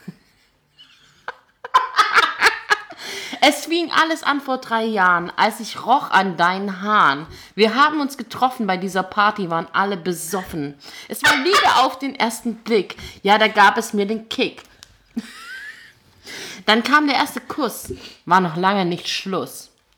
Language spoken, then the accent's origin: German; Gächingen, Baden-Württemberg, Germany; wir kommen beide aus Gächingen